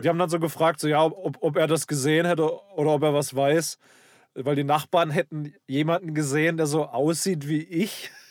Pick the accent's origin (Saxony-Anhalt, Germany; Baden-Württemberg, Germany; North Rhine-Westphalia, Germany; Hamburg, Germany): Baden-Württemberg, Germany; Karlsruhe; also born or lived in Black Forest village; ich bin im, äh, in Süddeutschland aufgewachsen, im Schwarzwald. Hier äh, Pforzheim, Stuttgart, die Ecke